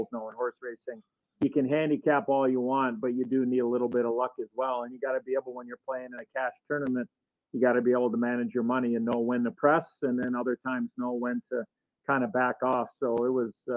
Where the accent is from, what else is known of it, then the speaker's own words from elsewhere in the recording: Palos Heights, Illinois, United States; I grew up in Palos Heights